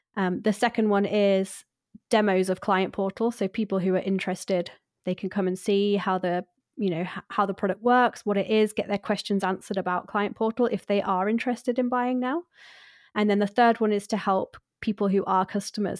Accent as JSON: {"language": "English", "country": "United Kingdom", "said": "I'm too British"}